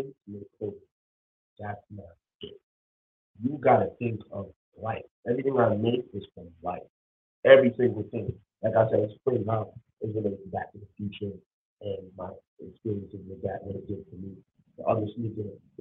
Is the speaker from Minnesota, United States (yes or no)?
no; New York City, New York, United States; I'm from the Bronx, you know, single mom, living basement apartment type flow.